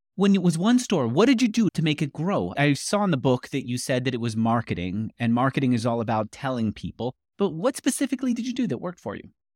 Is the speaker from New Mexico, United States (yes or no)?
no; New York, United States; moved away as an adult; also born or lived in California; now in Austin, Texas, United States; I grew up in New York